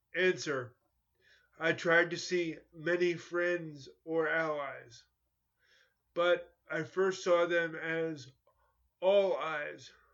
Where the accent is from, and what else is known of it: New York, United States; born or raised there